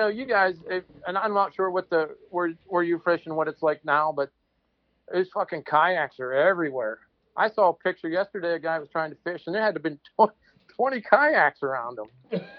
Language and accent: English; Parker, Pennsylvania, United States; I grew up near Parker on the Allegheny.